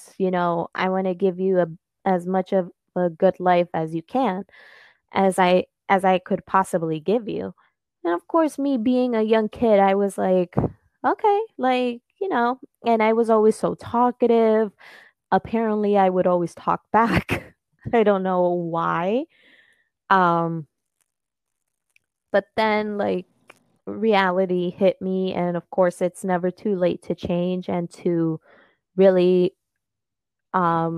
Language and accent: English; United States; first language Spanish; English is a second language; my family it comes from Peru, and I was actually born here in America